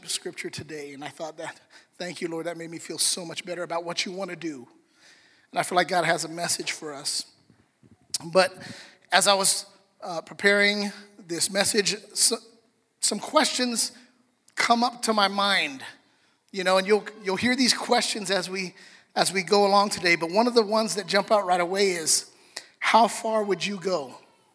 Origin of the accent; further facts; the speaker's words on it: Los Angeles, California, United States; I was born here, East LA. So okay, Dominguez. So I was born in America.